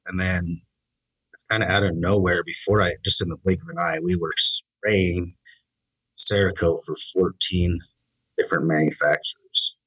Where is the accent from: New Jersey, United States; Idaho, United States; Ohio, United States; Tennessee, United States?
Idaho, United States; I was born and raised in Idaho